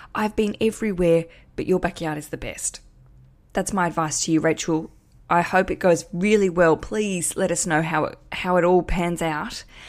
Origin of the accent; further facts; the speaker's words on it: Australia; accent: big Australian; my big Australian accent